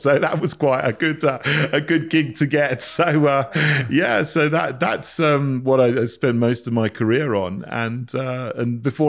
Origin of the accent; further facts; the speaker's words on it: Barnham, South East England, United Kingdom; moved away as an adult; also born or lived in St Andrews; I was born in Sussex. I grew up in a village called Barnham, which is near Bognor Regis. I went to school there. I grew up with my mum. My mum's English. My dad was Jamaican.